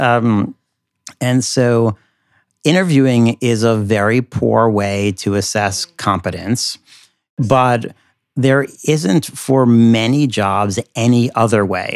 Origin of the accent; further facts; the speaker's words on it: United States; now in New York City, United States; as an American in New York City